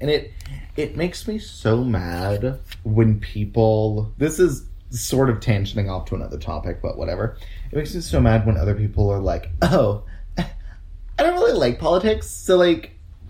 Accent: United States; as an American

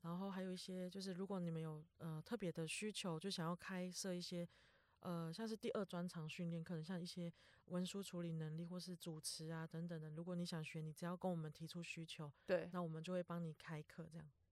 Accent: Truku tribal village, Hualien County, Taiwan; now in Taipei, Taiwan; 我其实我是从小在部落长大的

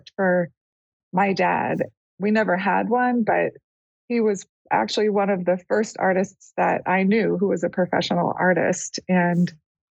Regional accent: Los Angeles, California, United States; now in Pacific Northwest, United States; I am a California girl, and I was raised in Chatsworth in the San Fernando Valley.

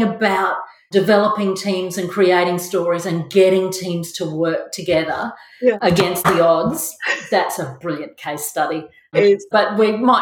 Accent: Mackay, Queensland, Australia; I was born in Mackay. I'm the first of five children. Yeah, from a family that's lived in Mackay

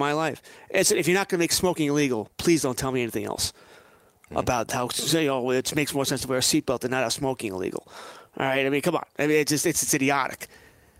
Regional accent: United States; being an American

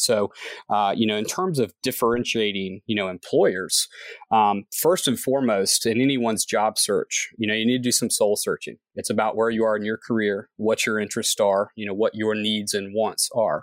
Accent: Columbia, South Carolina, United States; now in Charleston, United States; I grew up in Columbia, South Carolina

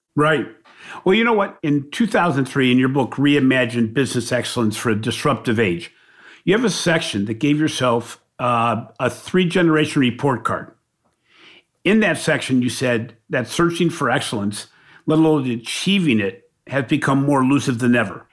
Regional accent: Ohio, United States; We refer to Michigan as the team up north when we're from Ohio

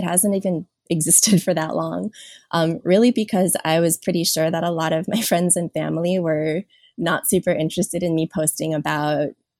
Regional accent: Washington, District of Columbia, United States; moved away as an adult; also born or lived in South Korea / Oakland, California / Los Angeles, California; now in California, United States; I was born in South Korea and raised in a large white Jewish family in Washington, D.C.

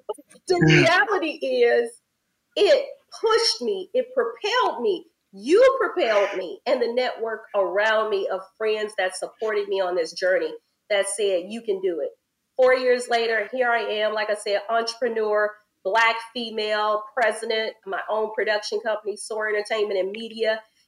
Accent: Louisiana, United States; You know, I grew up in Louisiana. My mama took us places, but in the States, we didn't travel internationally.

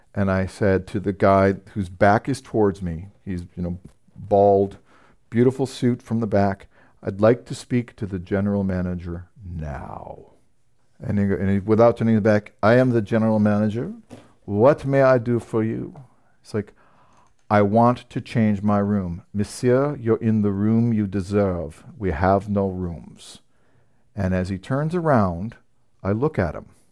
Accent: San Francisco, California, United States; moved away; I'm from San Francisco originally

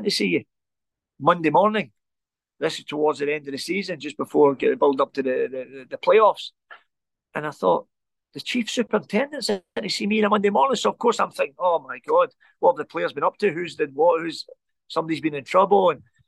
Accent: Glasgow, Scotland, United Kingdom; Growing up in the Gorbals, we never ever had it easy.

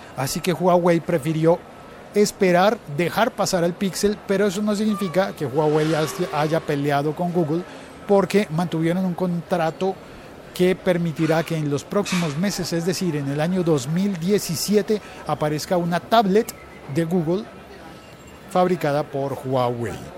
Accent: Colombia; así somos los colombianos

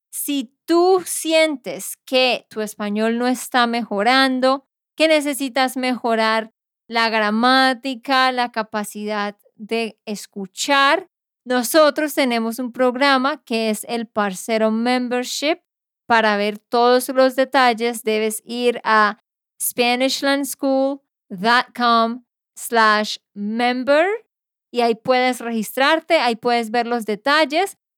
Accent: Barranquilla, Atlántico, Colombia; born there; el Carnaval de Barranquilla. Pues Barranquilla, la ciudad donde yo nací.

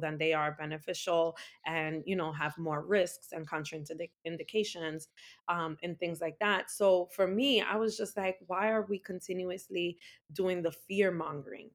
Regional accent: New York City, New York, United States; also born or lived in Bronx, New York; I'm an Afro-Latina, born and raised in the Heights

